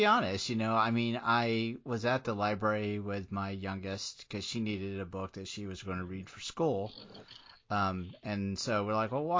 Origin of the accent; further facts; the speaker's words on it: Portsmouth, Virginia, United States; born there; I was born in Portsmouth, Virginia, which is right off the Navy base.